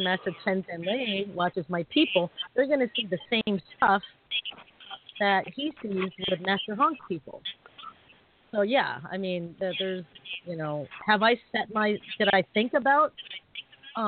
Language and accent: English; United States; I was born here, you know, as Asian American